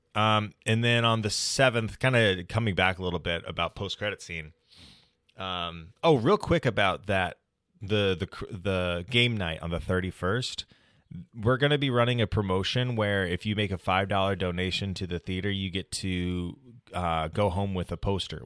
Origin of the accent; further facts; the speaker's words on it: United States; being an American man